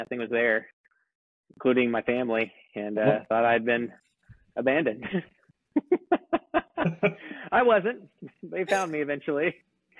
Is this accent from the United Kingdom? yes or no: no; Springtown, Texas, United States; growing up in Springtown, country town of Texas